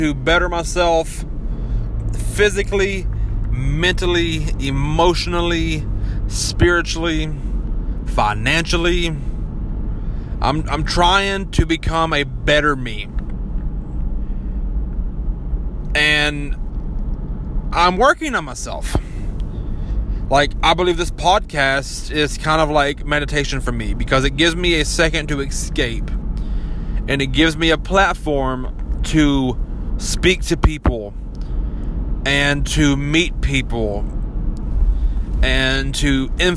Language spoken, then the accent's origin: English; Kentucky, United States; accent: mountain; growing up in Kentucky, I already have that, you know, mountain fuck your sister kind of accent